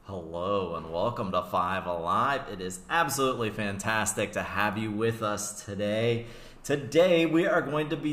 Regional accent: United States; I'm an American

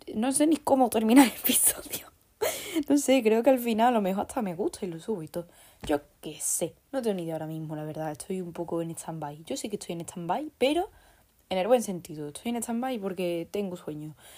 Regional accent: Andalusia, Spain; soy andaluza

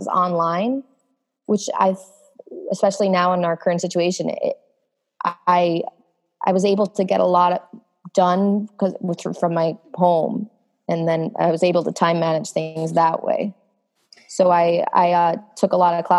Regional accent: New York City, New York, United States; I'm from Sunnyside, Queens

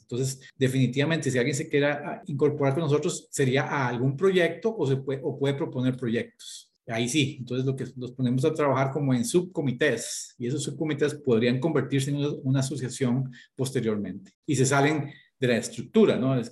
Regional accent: Escazú, San José, Costa Rica; moved away; yo nací en Costa Rica, toda mi infancia la pasé en la zona de Escazú

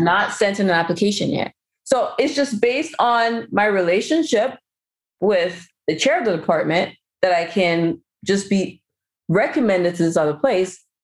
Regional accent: Cameroon; I'm also from Cameroon

